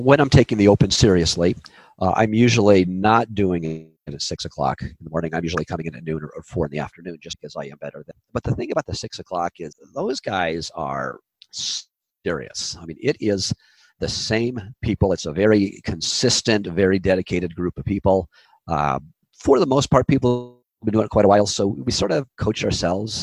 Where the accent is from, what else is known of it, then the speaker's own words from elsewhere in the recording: Orange County, California, United States; also born or lived in Chicago / Los Angeles; now in Santa Barbara, United States; I grew up in Orange County, went to UCLA